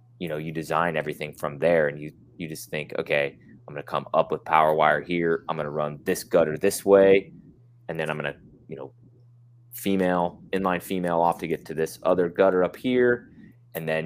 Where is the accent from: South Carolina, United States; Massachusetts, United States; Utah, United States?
Utah, United States; I'm from Utah, born and raised